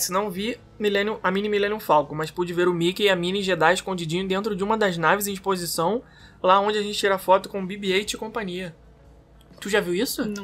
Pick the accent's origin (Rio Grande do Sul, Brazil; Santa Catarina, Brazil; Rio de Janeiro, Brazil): Rio de Janeiro, Brazil; Sou carioca e adoro as referências.